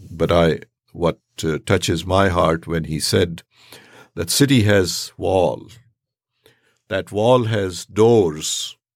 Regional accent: Charlottesville, Virginia, United States; I come from Charlottesville, Virginia.

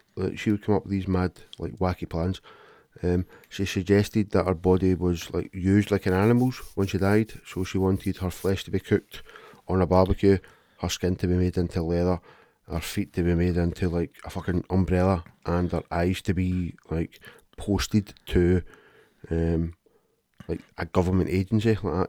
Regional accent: Glasgow, Scotland, United Kingdom; I'm from Glasgow and I'm a man

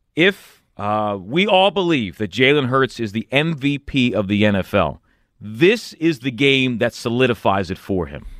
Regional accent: Philadelphia, Pennsylvania, United States; growing up in this area

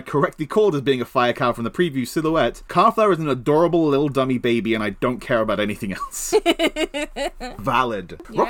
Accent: Maine, United States; Like Furious, because I'm from Maine.

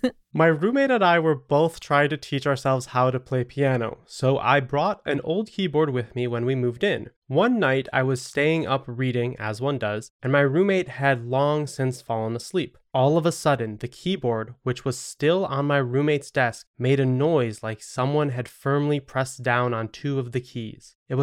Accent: New England, United States; Despite growing up in New England, some of the best creepy stories happened to me during college.

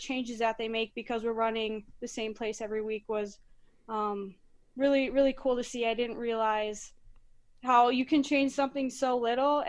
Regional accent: Monticello, Minnesota, United States; So I am born and raised in Monticello, Minnesota

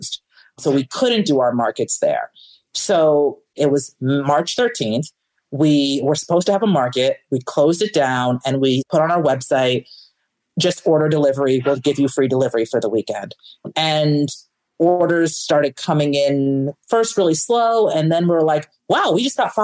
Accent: New York, United States; moved away as an adult; now in Chicago, United States; I am originally from New York. I moved to Chicago in 2012 to go to grad school

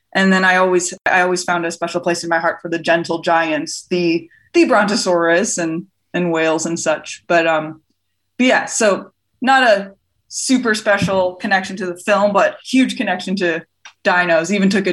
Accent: Chicago, Illinois, United States; I grew up in the Chicago area

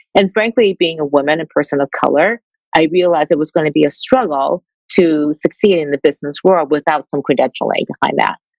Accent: Detroit, Michigan, United States; I grew up Asian in Detroit

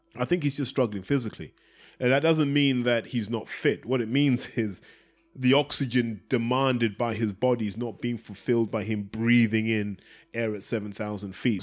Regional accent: Zimbabwe; now in London, United Kingdom; I grew up in Zimbabwe

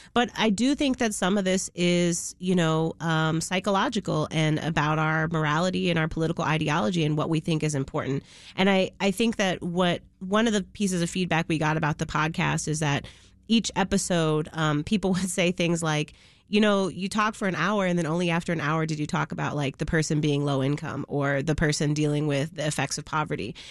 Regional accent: Chicago, Illinois, United States; I grew up in Logan Square before it was the Logan Square that it is now

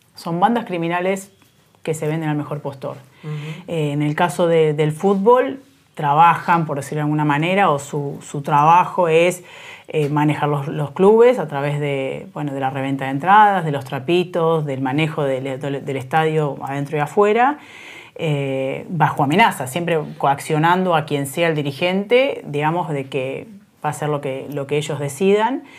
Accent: Salto, Buenos Aires Province, Argentina; moved away; una empresa de transporte de Salto que cerró, de mi pueblo originario

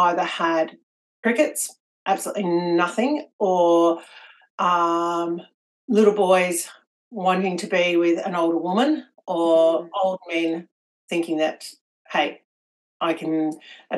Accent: Victoria, Australia; also born or lived in Melbourne; I'm from Victoria in Australia, and up until 14 months ago, I was living in Melbourne, but currently I'm living in a small country town about 2 hours from the city.

